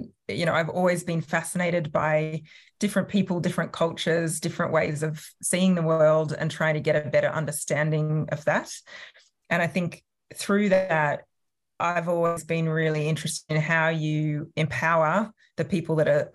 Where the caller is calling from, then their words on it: Sydney, New South Wales, Australia; I'm joining from Tarramarrigal land, which is part of the Eora Nation in the sort of north and northwestern part of Sydney.